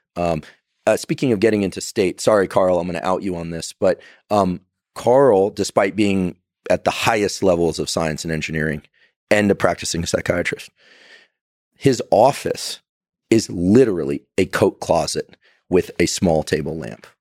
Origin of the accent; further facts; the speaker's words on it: Silicon Valley, California, United States; it was happening in my hometown, right? Theranos was right up the road.